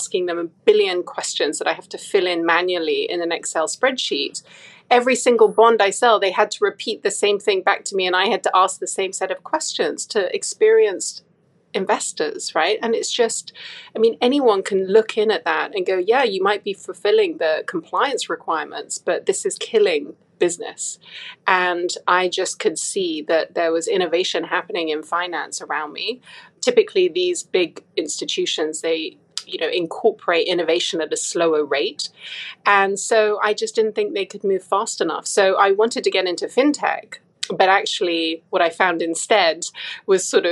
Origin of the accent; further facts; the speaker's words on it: Hong Kong; moved away; also born or lived in United Kingdom / Singapore; I was born and raised in Hong Kong